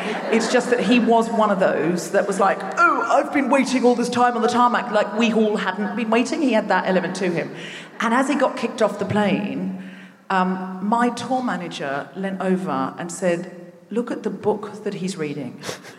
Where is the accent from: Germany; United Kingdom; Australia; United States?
Australia; Brisbane, Queensland; And I was born and raised in Brisbane. I know I don't sound especially Australian, but I read a lot of Ian Blyton as a child, and I picked up the accent for the books.